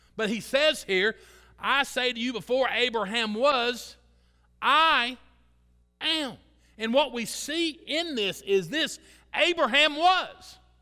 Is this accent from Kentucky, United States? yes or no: yes; Kentucky, United States; I'm from Kentucky.